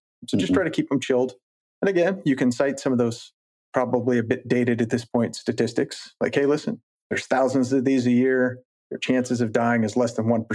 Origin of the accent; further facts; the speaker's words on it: Colorado, United States; growing up in Colorado